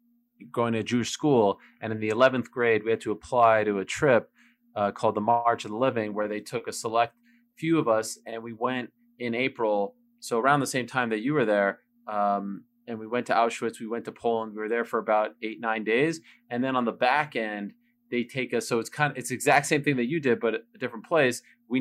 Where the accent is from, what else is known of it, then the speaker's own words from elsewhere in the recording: Montreal, Quebec, Canada; Oh man, I love a lot about my hometown.